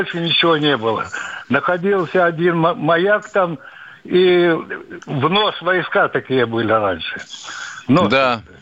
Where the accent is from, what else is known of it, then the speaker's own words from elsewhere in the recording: Far East, Russia; Там я сам дальневосточник, захватил эти, был на этих японских островах.